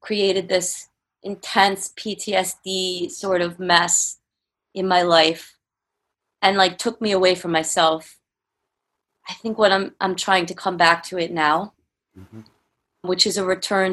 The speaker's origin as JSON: {"language": "English", "region": "New York", "country": "United States", "moved": "yes", "lives_now": "California, United States", "said": "I'm from New York too. Like, I had moved to California"}